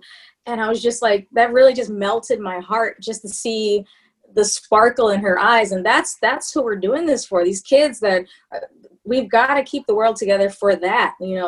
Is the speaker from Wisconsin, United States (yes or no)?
yes; Wisconsin, United States; I'm not from Canada. I'm from Wisconsin, but very close.